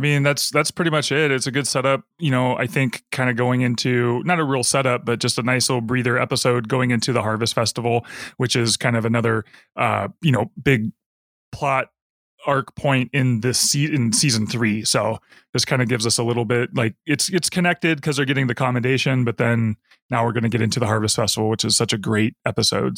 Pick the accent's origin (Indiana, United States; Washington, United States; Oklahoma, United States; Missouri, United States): Washington, United States; Seattle; we're from Seattle